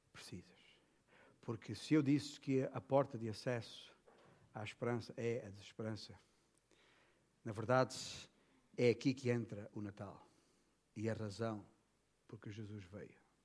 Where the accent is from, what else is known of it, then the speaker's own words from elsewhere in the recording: Portugal; como bom português